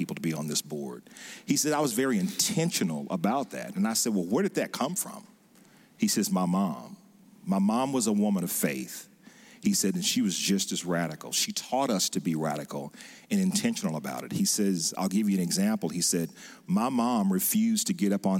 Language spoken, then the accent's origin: English; West Point, Mississippi, United States; where I grew up in Mississippi in West Point